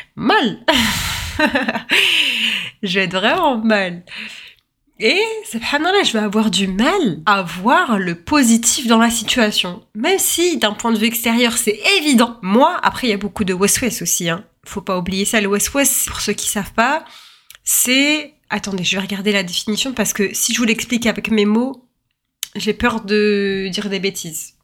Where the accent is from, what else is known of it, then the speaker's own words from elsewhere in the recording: France; je suis née en France